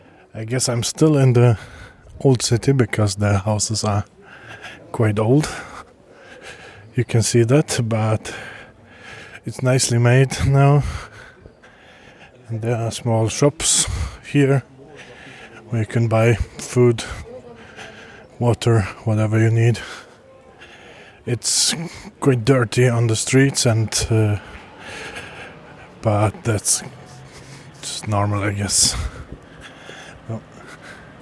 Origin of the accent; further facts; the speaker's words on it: Sweden; English is a second language